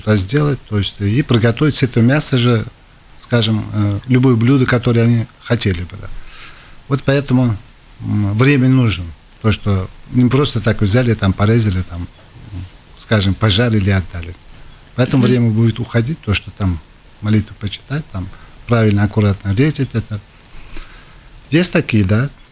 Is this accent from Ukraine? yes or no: no; Tashkent, Uzbekistan; now in Latvia; Где я вырос, это центр города